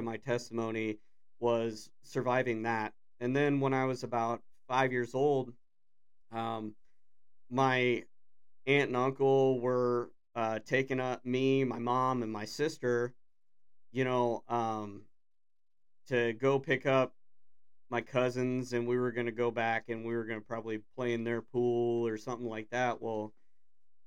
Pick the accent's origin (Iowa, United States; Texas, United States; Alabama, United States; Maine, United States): Iowa, United States; Des Moines; I was born in Des Moines, Iowa